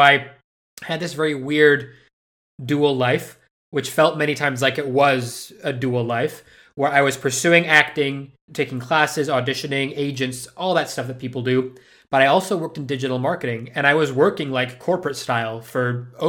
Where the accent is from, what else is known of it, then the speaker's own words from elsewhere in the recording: Madrid, Community of Madrid, Spain; moved away as an adult; also born or lived in United Kingdom; I was born in the UK, so legally I'm British, but I left when I was like five, and moved to Madrid and grew up in Spain and pretty much lived there till I was almost 20.